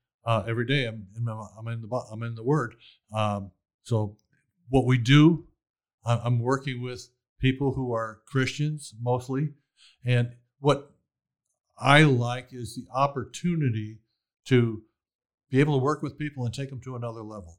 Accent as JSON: {"language": "English", "town": "Chicago", "region": "Illinois", "country": "United States", "tie": "born or raised there", "moved": "yes", "lives_now": "Waco, United States", "said": "I grew up in poverty in Chicago"}